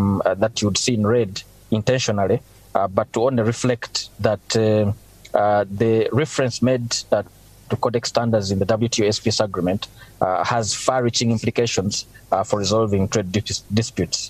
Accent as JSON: {"language": "English", "country": "Uganda", "said": "I'm from Uganda"}